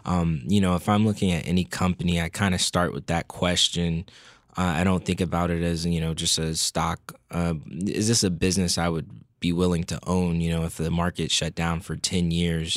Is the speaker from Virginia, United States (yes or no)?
yes; Fairfax, Virginia, United States; I grew up not too far out of the headquarter, from the headquarters of the Motley Fool in, uh, Northern Virginia, the Fairfax area